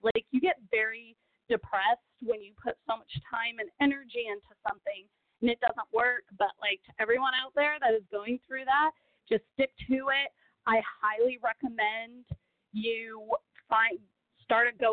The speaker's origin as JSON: {"language": "English", "country": "Brazil", "tie": "born or raised there", "second_language": "English", "moved": "yes", "lives_now": "Texas, United States", "said": "I was born in Brazil. I was raised in Brazil."}